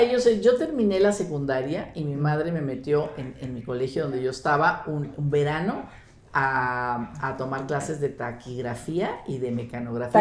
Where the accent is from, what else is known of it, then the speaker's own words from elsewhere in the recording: Sonora, Mexico; moved away as an adult; now in Mexico City, Mexico; Soy norteña, soy de Sonora